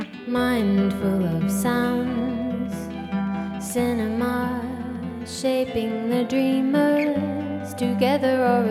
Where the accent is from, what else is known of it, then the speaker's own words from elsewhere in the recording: Yarraville, Victoria, Australia; I grew up in Yarraville, which is next to Spotswood.